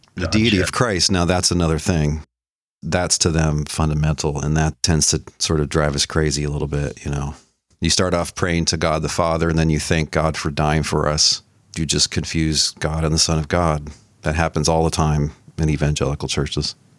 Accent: Dallas, Texas, United States; I was born and raised in Dallas, Texas

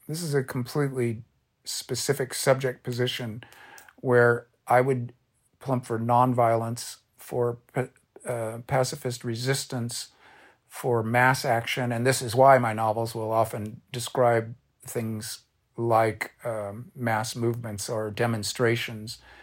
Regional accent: Orange County, California, United States; I'm a beach kid. I grew up in Orange County

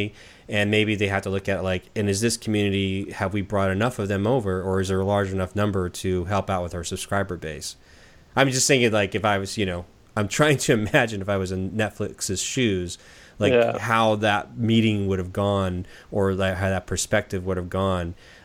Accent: Southern California, United States; now in Portland, United States; I'm here in Portland, Oregon, so we're, you know, and I'm from Southern California.

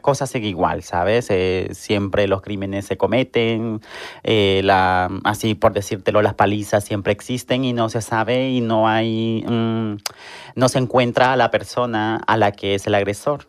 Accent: Honduras; now in Seville, Spain

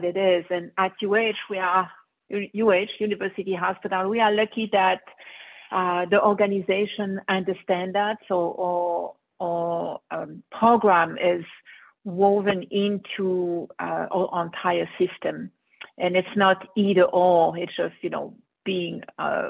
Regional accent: Brussels, Brussels-Capital Region, Belgium; moved away as an adult; now in United States; I grew up in Belgium, Brussels, where I went to medical school, and then moved into the U.S.

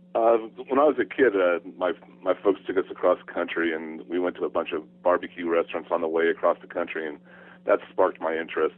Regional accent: California, United States; born or raised there; also born or lived in Arizona

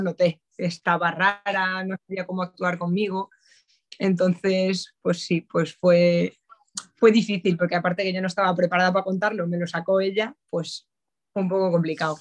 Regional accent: A Coruña, Galicia, Spain; moved away as an adult; now in Madrid, Spain; soy gallega, soy de Coruña pero vamos, ya afincada aquí en Madrid desde hace 11 años prácticamente

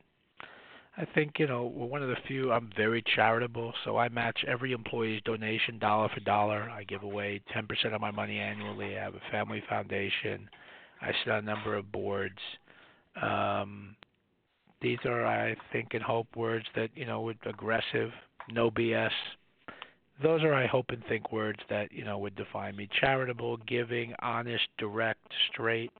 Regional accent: New York City, New York, United States; I'm a boy from the Bronx who graduated from public school

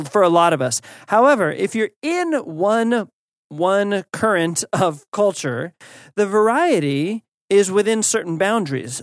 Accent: United States; as an American

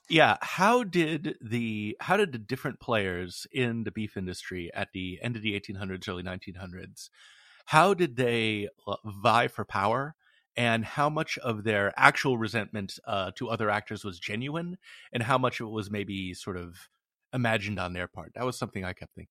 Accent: West Coast, United States; I'm from the West Coast

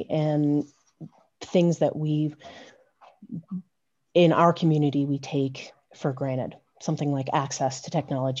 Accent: Vail, Colorado, United States; Growing up in Vail

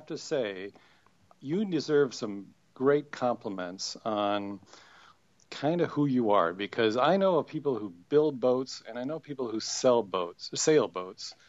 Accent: Wisconsin, United States; moved away; also born or lived in St. Louis; I grew up in Wisconsin

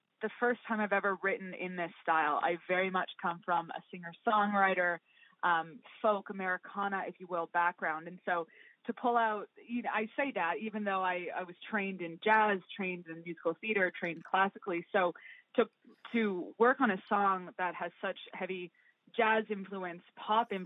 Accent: West Vancouver, British Columbia, Canada; moved away; also born or lived in Chicago; my time growing up in West

